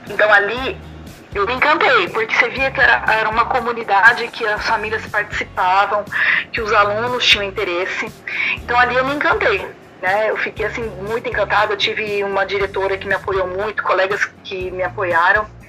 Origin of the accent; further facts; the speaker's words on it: Campinas, São Paulo, Brazil; moved away as an adult; also born or lived in São Carlos, Brazil; now in Naples, Italy; eu sou de Campinas, do interior de São Paulo. É. praticamente cresci ali